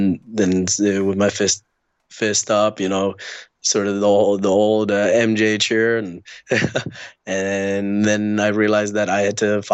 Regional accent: Dubai, United Arab Emirates; also born or lived in India; now in Canada; I was born in India. I grew up in Dubai.

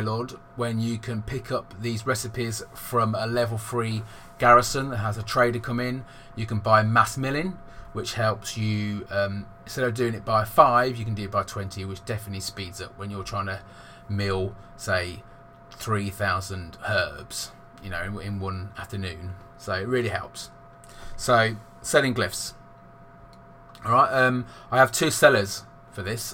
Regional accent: England, United Kingdom; I'm from England and I'm 39

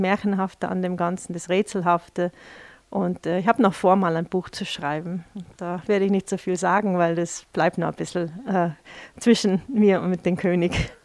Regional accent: New York, United States; German is a second language; moved away as an adult; also born or lived in Washington; now in Vils, Austria; ich bin gebürtige Amerikanerin mit äh, kroatischen, deutschen Wurzeln

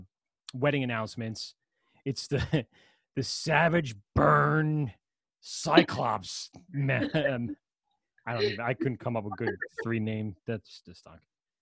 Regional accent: Ireland; As a Irishman as well, that was our tradition in our family.

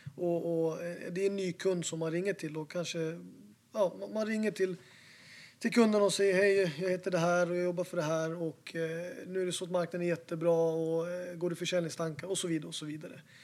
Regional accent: Falun, Dalarna County, Sweden; now in Stockholm, Sweden; jag är inte från Stockholm från början, jag är från Falun

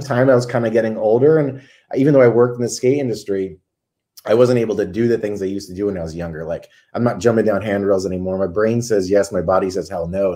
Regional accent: Connecticut, United States; moved away as an adult; now in Southern California, United States; I'm from Connecticut originally, grew up there

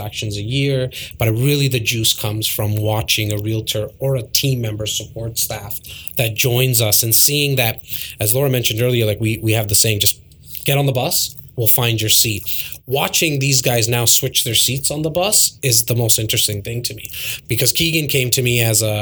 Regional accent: Toronto, Ontario, Canada; Born and raised in Toronto.

